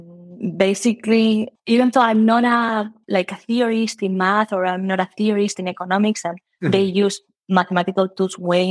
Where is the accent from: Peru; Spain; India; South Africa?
Spain; moved away as an adult; also born or lived in United Kingdom; now in Chicago, United States; I did math back in Spain. I'm from Spain.